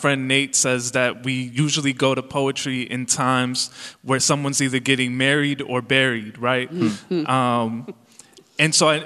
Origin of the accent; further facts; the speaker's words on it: Calumet City, Illinois, United States; English is a second language; I grew up in Calumet City, Illinois, in the south suburbs of Chicago